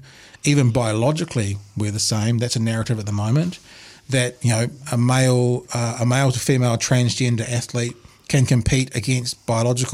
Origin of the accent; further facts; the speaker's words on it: New Zealand; we're an English-speaking country. We're a bilingual country, obviously. Yeah. We're actually a trilingual if you include New Zealand Sign Language, three official languages